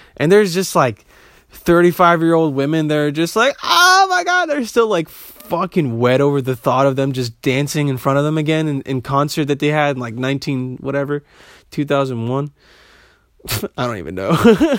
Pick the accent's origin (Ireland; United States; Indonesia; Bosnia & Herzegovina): Bosnia & Herzegovina; I'm, I'm from Bosnia